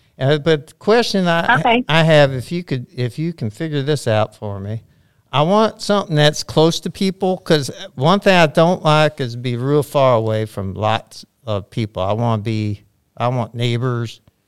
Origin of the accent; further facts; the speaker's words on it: Houston, Texas, United States; I have a prosthetics company in New Mexico, and I sold it, and I'm moving down to Houston, and that's where I was born and raised